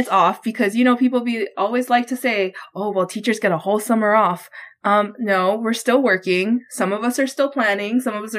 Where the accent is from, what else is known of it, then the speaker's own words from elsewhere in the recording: Hawaii, United States; now in Texas, United States; my parents owned their own business growing up in Hawaii